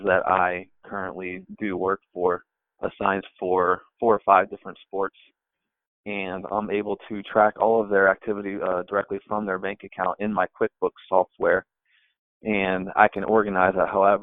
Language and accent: English; United States; I'm from the Cincinnati and Northern Kentucky area